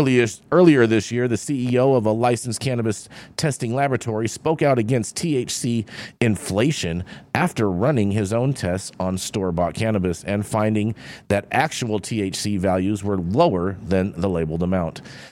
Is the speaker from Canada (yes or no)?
yes; Canada; I mean, I'm Canadian.